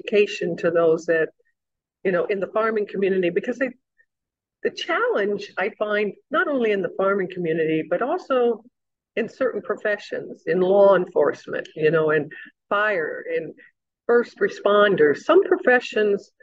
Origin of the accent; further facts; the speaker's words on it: Evansville, Indiana, United States; growing up in Southwest Indiana, agriculture was part of everyday conversation, particularly for those of us who live in the county outside of the city of Evansville